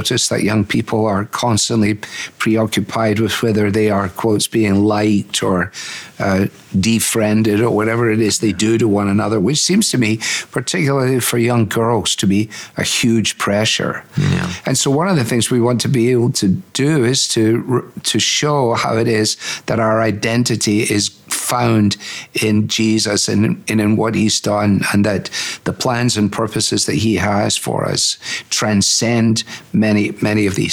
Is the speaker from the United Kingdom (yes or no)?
yes; United Kingdom; now in United States; I'm in a local church in America, but I'm still British in so much of my mentality